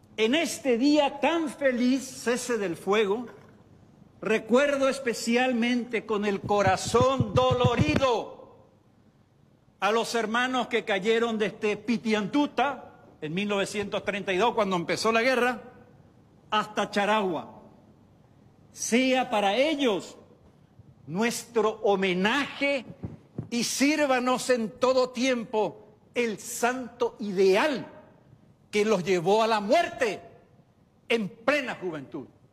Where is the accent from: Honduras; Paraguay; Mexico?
Paraguay; yo era paraguayo